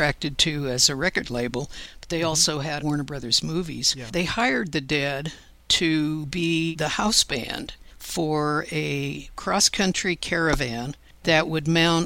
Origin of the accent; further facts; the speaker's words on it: Paris, Île-de-France, France; moved away; I was born in Paris, and I have a real heartfelt attachment to it